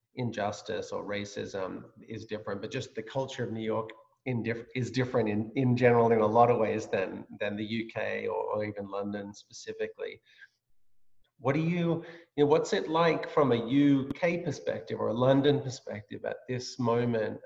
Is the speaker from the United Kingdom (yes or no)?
no; Australia; moved away as an adult; now in United States; I grew up in Australia, as you know, so and then this is my this is my home now, and I'm a, I'm I've been adopted as a US citizen